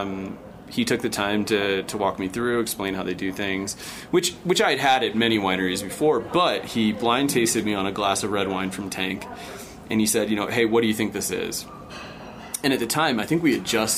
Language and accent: English; United States; I'm American